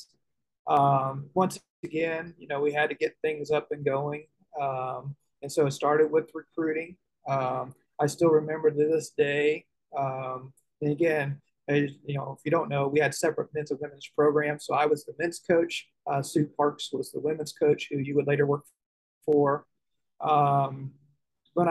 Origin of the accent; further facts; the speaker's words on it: Indianapolis, Indiana, United States; moved away as an adult; growing up in Indianapolis, I grew up as the oldest of six